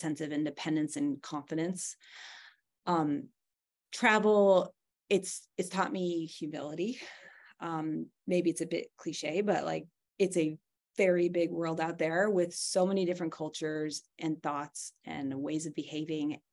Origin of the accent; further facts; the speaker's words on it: California, United States; moved away; I was born and raised in California